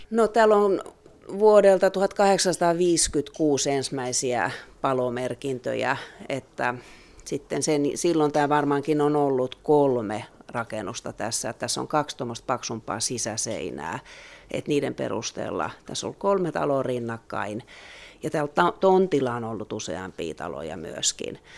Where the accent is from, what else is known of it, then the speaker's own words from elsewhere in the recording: Turku, Southwest Finland, Finland; now in Loviisa, Finland; mä oon Turusta kotoisin